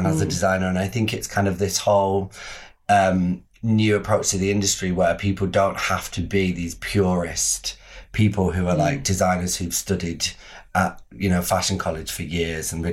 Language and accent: English; Manchester, North West England, United Kingdom; moved away as an adult; now in London, United Kingdom; I grew up in Manchester